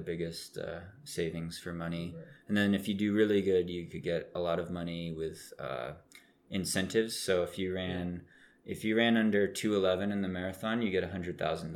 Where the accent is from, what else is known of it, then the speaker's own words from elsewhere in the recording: Oregon, United States; I grew up in Oregon, which is mm-hmm. a state above California